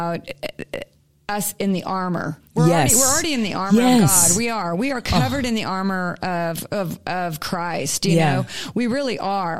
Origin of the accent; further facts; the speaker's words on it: California, United States; We're from California